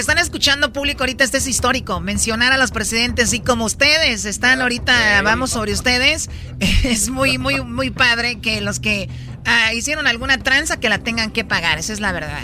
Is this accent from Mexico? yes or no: yes; Mexico; somos mexicanos